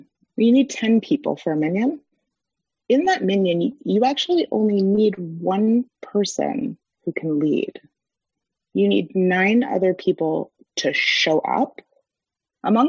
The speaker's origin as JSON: {"language": "English", "country": "United States", "said": "We as Americans, as English speakers"}